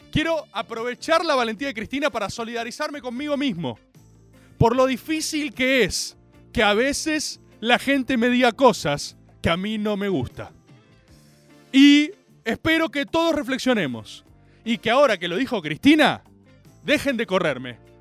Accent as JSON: {"language": "Spanish", "country": "Argentina", "said": "como argentinos"}